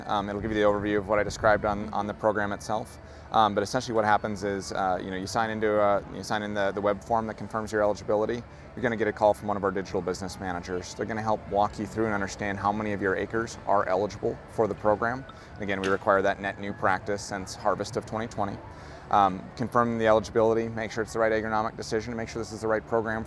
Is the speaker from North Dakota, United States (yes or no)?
yes; North Dakota, United States; moved away; I'm from North Dakota originally